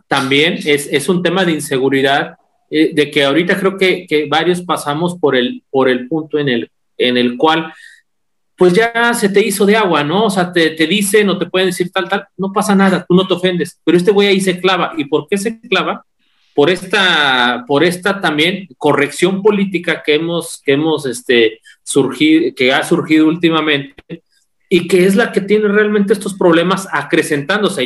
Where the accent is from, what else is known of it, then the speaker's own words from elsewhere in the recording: Mexico; yo crecí en Morales, en el barrio de Morales